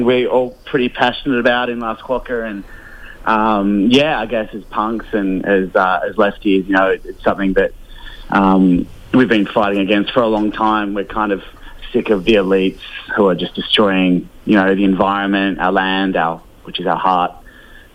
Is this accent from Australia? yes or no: yes; Perth, Western Australia, Australia; now in Fremantle, Australia; me from the northern suburbs of Perth